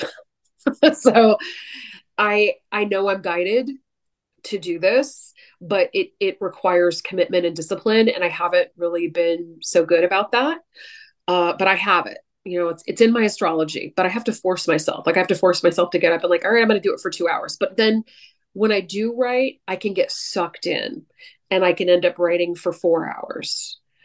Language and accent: English; San Francisco Bay Area, California, United States; moved away; I'm from the San Francisco Bay Area